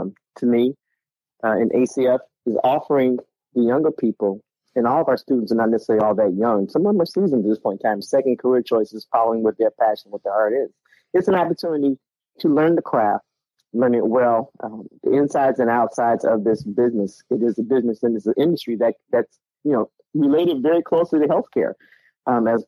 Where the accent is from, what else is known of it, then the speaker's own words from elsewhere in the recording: Chicago, Illinois, United States; moved away as an adult; now in Charleston, United States; I am born and raised in Chicago. I live in Charleston, South Carolina